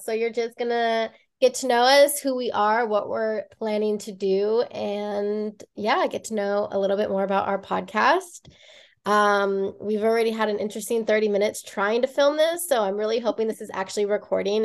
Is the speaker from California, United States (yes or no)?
yes; Bay Area, California, United States; now in Los Angeles County, United States; I am from the Bay Area. We are both from the Bay Area originally.